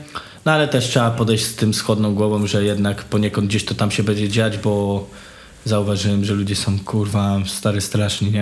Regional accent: Żory, Silesian Voivodeship, Poland; moved away as an adult; now in Kraków, Poland; ja pochodzę z bardzo starej, chujowej dzielni na mm -hmm. żorach

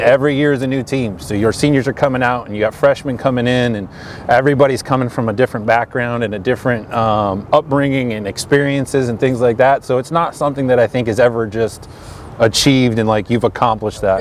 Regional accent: Connecticut, United States; now in Greenville, United States; I'm from Connecticut originally

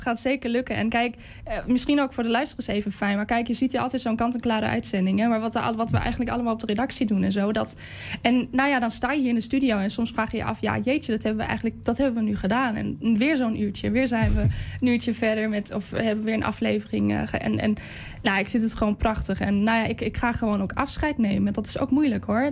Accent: Germany; first language German; Dutch is a second language; moved away as an adult; now in Netherlands; mijn moedertaal is dus Duits

